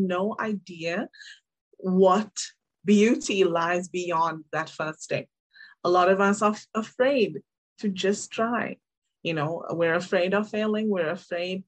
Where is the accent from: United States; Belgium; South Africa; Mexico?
South Africa; moved away as an adult; also born or lived in Cape Town; I'm originally from South Africa. I was born in Cape Town, raised in two different cities.